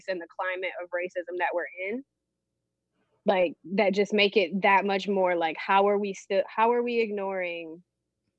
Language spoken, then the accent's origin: English; Battle Creek, Michigan, United States; now in Northern California, United States; I'm coming at you from Northern California, born and raised in Battle Creek